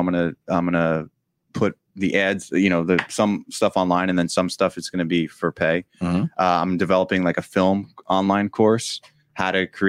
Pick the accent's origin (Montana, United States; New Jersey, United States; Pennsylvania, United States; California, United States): New Jersey, United States; Edison; finished an active shooter training video for Middlesex County College in New Jersey, in Edison, actually, my hometown.